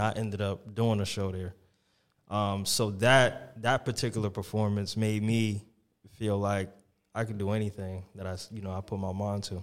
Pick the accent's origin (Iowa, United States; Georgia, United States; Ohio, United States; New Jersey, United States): New Jersey, United States; Dover; in my hometown in Dover. It was a park I grew up